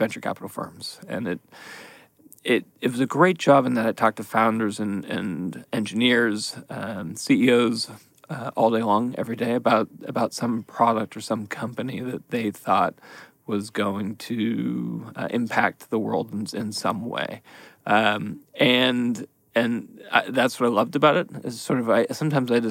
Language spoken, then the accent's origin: English; San Francisco, California, United States; moved away as an adult; also born or lived in Seattle, Washington / New Haven, Connecticut; I grew up in San Francisco and went to Berkeley